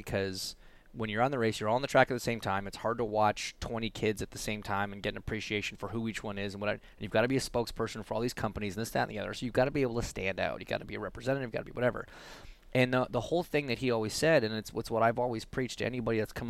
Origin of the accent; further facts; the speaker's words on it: Canada; as a Canadian